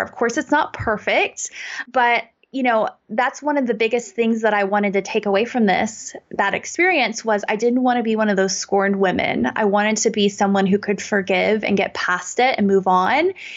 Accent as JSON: {"language": "English", "country": "United States", "tie": "born or raised there", "said": "I grew up in America in a really great suburb"}